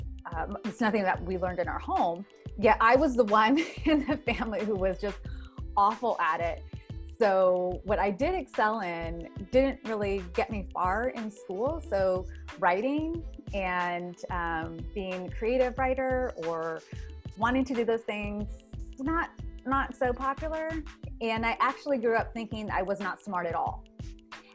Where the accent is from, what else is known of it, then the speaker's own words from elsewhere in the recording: South Bay, Northern California, United States; also born or lived in Santa Cruz, California / the Valley, California; I was born and raised in Northern California. I was born in Santa Cruz, raised in the South Bay, eventually moved out to the Valley.